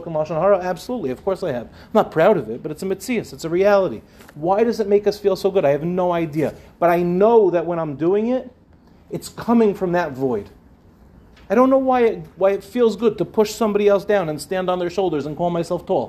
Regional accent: Five Towns, New York, United States; When I was growing up, I grew up in the Five Towns

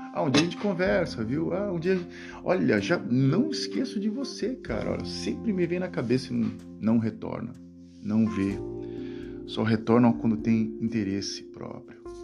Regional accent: Brazil; now in Netherlands; aqui na Holanda, eu falo que eu sou brasileiro

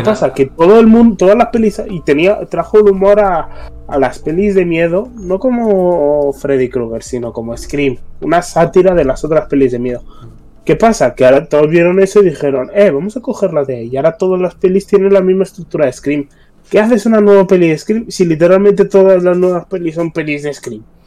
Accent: Spain

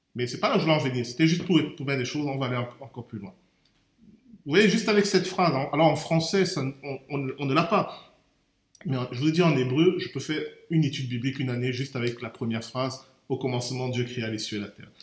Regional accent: Cameroon; moved away; j'ai grandi au Cameroun

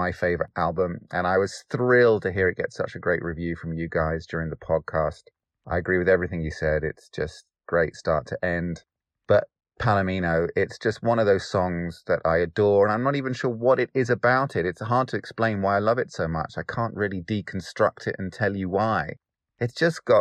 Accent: Derbyshire, East Midlands, United Kingdom; I am from Derbyshire in the United Kingdom

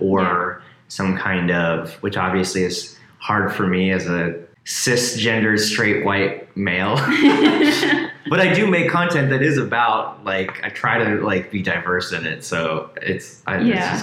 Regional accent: DuBois, Pennsylvania, United States; We just got an AMC in my hometown

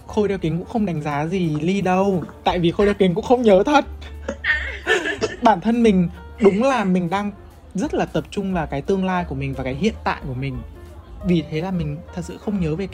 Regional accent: Hanoi, Vietnam; tại vì mình sinh ra lớn lên ở Hà Nội và các biết là Hà Nội là kiểu nơi mà có những cái đồ ăn rất là ngon

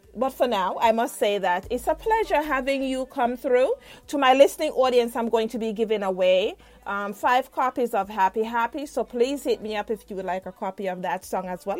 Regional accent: Jamaica; moved away; myself as a Jamaican

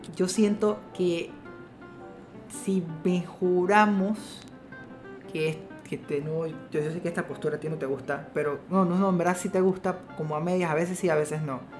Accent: Panama

